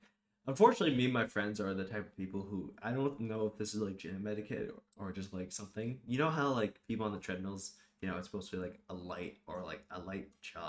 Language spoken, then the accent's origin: English; Rochester, New York, United States; We've already said we're from Rochester.